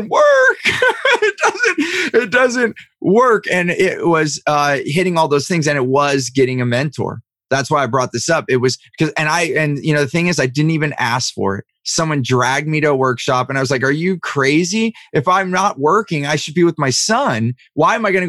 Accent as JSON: {"language": "English", "area": "Silicon Valley", "region": "California", "country": "United States", "tie": "born or raised there", "said": "I grew up in Silicon Valley"}